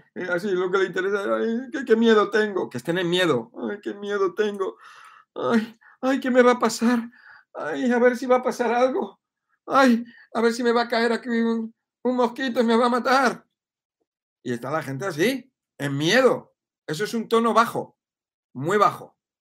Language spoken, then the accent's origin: Spanish; Madrid, Community of Madrid, Spain; yo soy de Madrid